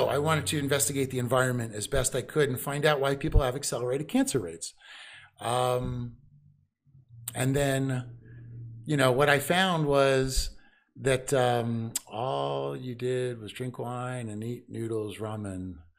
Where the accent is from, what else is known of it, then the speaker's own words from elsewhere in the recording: East Coast, United States; I'm from the East Coast.